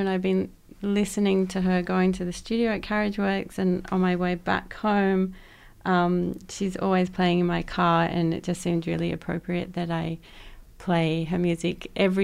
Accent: Sydney, New South Wales, Australia; I grew up in Western Sydney

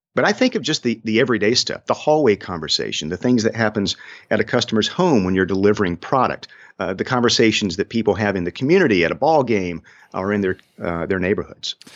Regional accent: Swainsboro, Georgia, United States; it's hard to find Swainsboro, Georgia on a map, but I am proud of my hometown

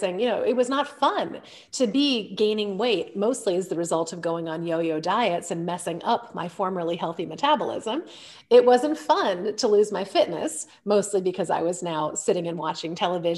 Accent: Illinois, United States; I was born in Illinois, where my dad was a professor at Lake Forest College

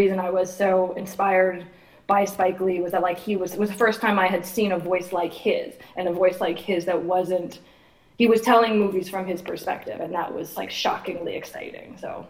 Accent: East Coast, Canada; as a woman who has a specific experience growing up in the East Coast of Canada

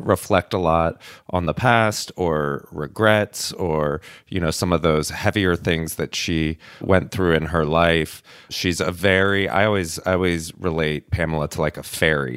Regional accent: outside of Atlanta, Georgia, United States; born or raised there; moved away

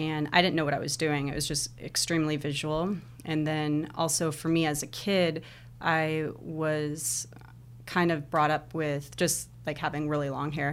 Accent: Lake Elsinore, California, United States; also born or lived in Anaheim, California; I was born in, uh, California, uh, Anaheim, and then my family moved around a lot through Southern California, and they, I don't know if you've heard of Lake Elsinore?

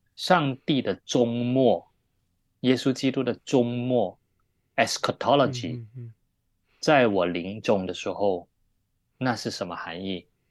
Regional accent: Malaysia; moved away as an adult; also born or lived in Taiwan / Taipei; now in Hong Kong; 我本来，我本身是在马来西亚长大，那我们都说中文

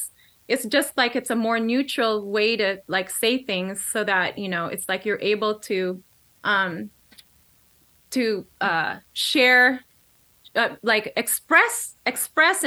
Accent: Philippines; now in United States; I was born here in the U.S., but I was raised in the Philippines.

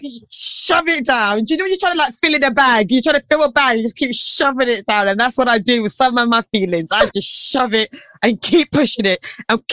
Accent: England, United Kingdom; also born or lived in Nigeria; I came from Nigeria. I was born here, taken to Nigeria. So when I came from Nigeria back to England

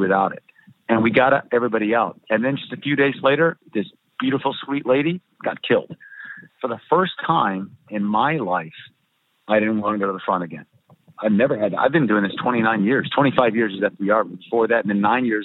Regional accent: United States; moved away as an adult; also born or lived in Myanmar; I am an American

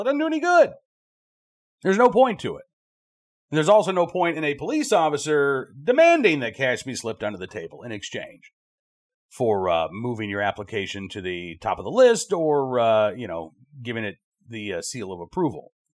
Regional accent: United States; we all as American citizens

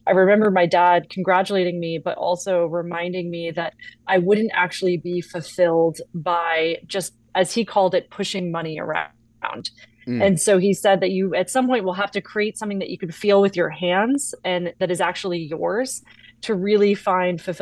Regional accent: Newport, Rhode Island, United States; also born or lived in Augusta, Georgia; I was born in Augusta, Georgia, and about a year and a half after I was born, my parents moved up to Newport, Rhode Island, which is a very scenic coastal town, a really great childhood

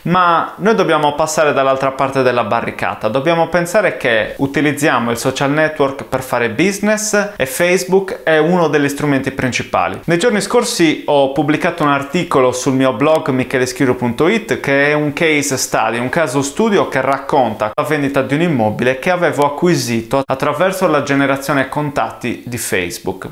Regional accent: Sardinia, Italy; also born or lived in London, United Kingdom / Bristol, United Kingdom; Sono sardo, la mia agenzia era in Sardegna

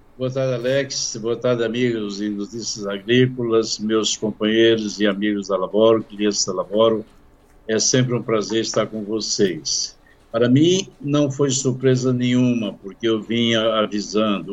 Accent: Brazil; somos nós brasileiros

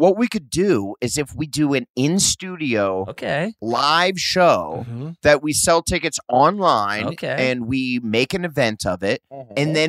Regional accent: Omaha, Nebraska, United States; it didn't work in my hometown, Omaha.

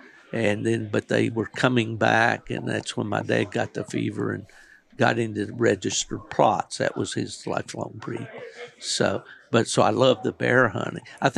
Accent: West Virginia, United States; I grew up in West Virginia.

